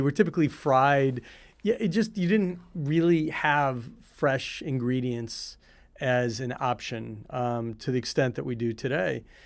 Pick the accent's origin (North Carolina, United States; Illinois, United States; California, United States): Illinois, United States; Highland Park; I grew up in Chicago. I actually grew up in a town called Highland Park